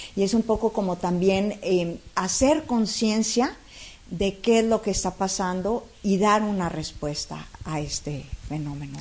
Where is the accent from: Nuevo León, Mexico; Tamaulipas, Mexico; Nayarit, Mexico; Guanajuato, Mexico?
Nuevo León, Mexico; Monterrey; Yo soy de aquí de Monterrey